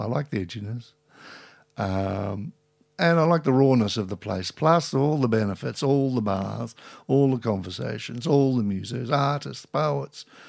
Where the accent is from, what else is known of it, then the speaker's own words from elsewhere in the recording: Carlton, Victoria, Australia; now in St Kilda, Australia; I grew up in Carlton as a child